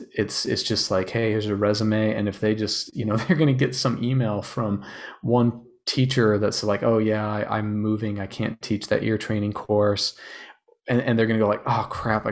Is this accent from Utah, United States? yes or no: yes; Utah, United States; I grew up in Utah